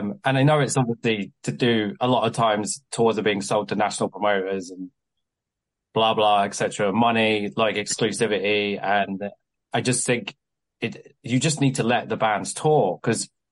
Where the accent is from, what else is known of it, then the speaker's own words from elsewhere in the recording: Kent, South East England, United Kingdom; now in Southampton, United Kingdom; Prior to me being in Southampton, I spent all my time in London because I grew up in Kent